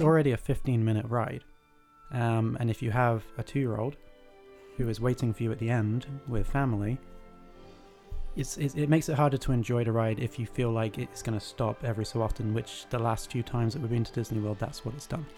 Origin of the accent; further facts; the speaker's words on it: United Kingdom; I am British